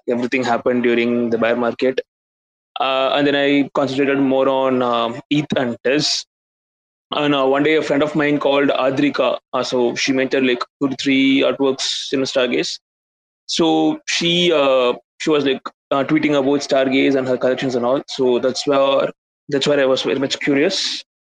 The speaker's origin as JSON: {"language": "English", "country": "India", "said": "I'm from India"}